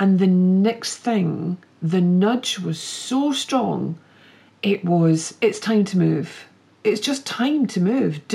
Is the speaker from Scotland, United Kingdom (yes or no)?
yes; Glasgow, Scotland, United Kingdom; also born or lived in Edinburgh; even though I was brought up in Glasgow, Edinburgh feels more like home, because we brought our three girls up in Edinburgh and we lived there for over 16 years.